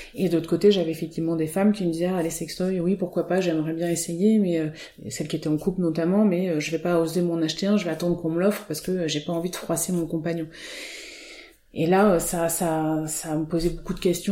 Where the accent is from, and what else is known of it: Auvergne-Rhône-Alpes, France; born or raised there; moved away as an adult; also born or lived in Côte d'Azur / Nantes / Rennes; now in Finistère, France